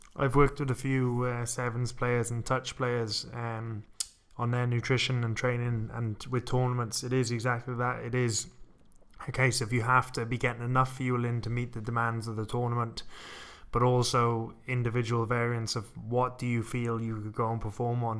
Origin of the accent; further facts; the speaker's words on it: Wales, United Kingdom; when I was growing up in Wales